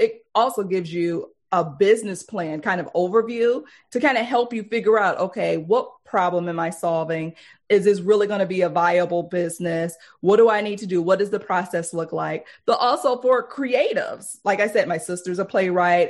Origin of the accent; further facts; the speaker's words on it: Detroit, Michigan, United States; We grew up poor in Detroit.